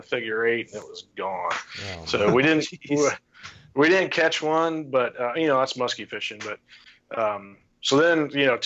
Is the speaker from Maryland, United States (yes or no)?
no; St. Paris, Ohio, United States; now in Urbana, United States; I grew up in St. Paris, which is east of there